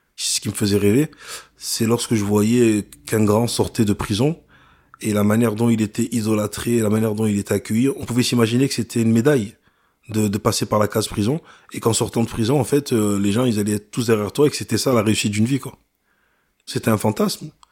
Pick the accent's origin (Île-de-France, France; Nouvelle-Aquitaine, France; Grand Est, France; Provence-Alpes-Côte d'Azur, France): Provence-Alpes-Côte d'Azur, France; Vitrolles; also born or lived in Ancona, Italy; chez moi à Marseille, à Vitrolles